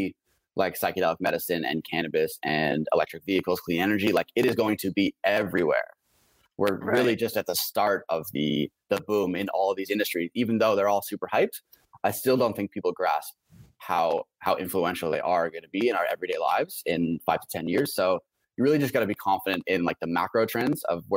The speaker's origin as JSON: {"language": "English", "country": "Canada", "also_born_or_lived": "Vancouver", "said": "myself being a Canadian"}